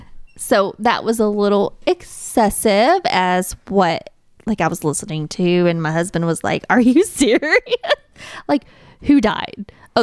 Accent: little town in Tennessee, United States; And in my hometown, it's just a different life.

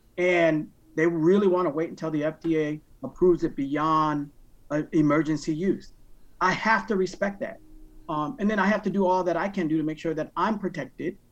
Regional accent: Waterbury, Connecticut, United States; I grew up in Waterbury, Connecticut. I was born and raised in Waterbury, Connecticut

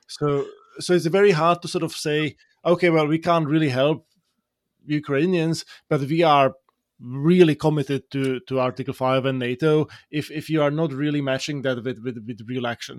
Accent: Slovakia; now in United States; Slovakia, in my home country

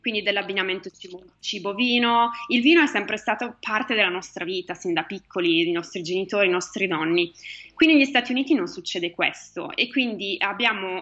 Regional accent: Italy; now in United States; ti chiedono da dove vieni e dici che sei italiana

